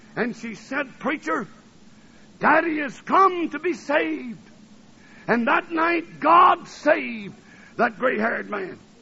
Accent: North Alabama, United States; also born or lived in New Orleans, Louisiana / Tennessee / Ohio; now in Michigan, United States; I was born in New Orleans, Louisiana, and I was raised in Alabama, and I went to school in Tennessee, and I was married in Ohio, and I've been in Michigan ever since.

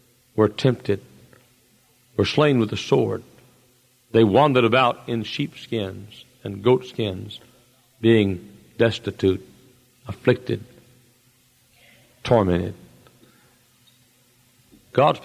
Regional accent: United States; born or raised there

